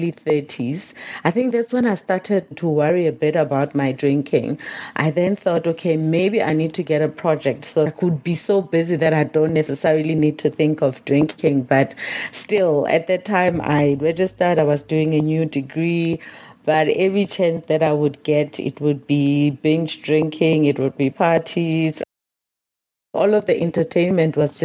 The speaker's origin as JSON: {"language": "English", "region": "North West", "country": "South Africa", "tie": "born or raised there", "said": "So I grew up in the Northwest province here in South Africa"}